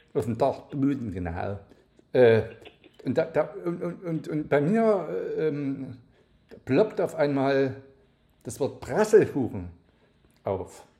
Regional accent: Saxony, Germany; hier in, bei uns in Sachsen

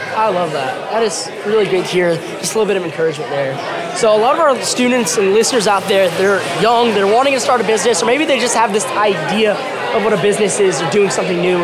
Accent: Norman, Oklahoma, United States; my hometown, Norman, Oklahoma.

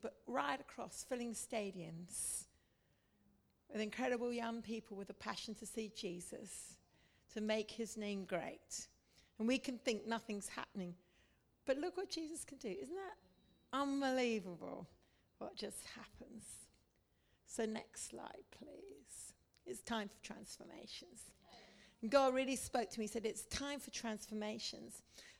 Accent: India; And you see, I'm a missionary kid. I grew up in India. I've served the Indians.

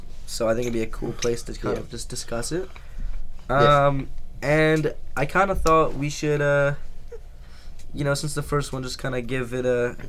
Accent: Calgary, Alberta, Canada; we're four boys from Calgary. We're officially living together now.

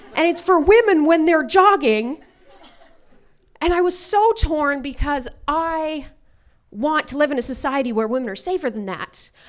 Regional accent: Alberta, Canada; now in Vancouver, Canada; I'm from Alberta originally

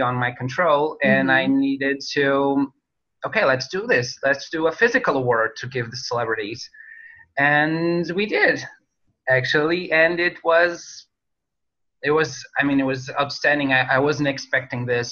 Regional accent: North, Portugal; we're based in Portugal, in my hometown, Oliveira das Meis

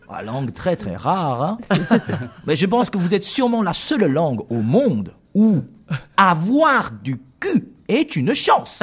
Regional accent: China; French is a second language; also born or lived in Brest, France; je suis chinois

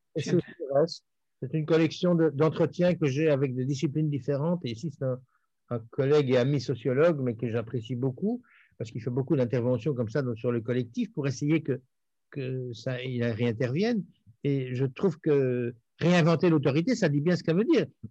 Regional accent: Belgium; je suis belge

